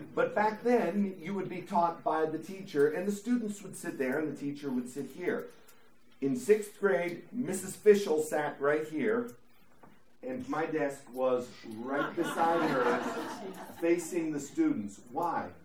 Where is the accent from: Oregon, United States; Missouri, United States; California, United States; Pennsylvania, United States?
Pennsylvania, United States; DuBois; moved away; I grew up in Du Bois, Pennsylvania.